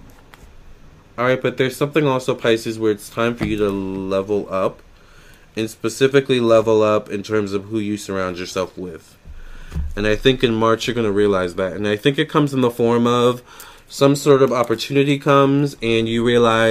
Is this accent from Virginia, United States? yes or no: yes; Virginia, United States; I'm from Virginia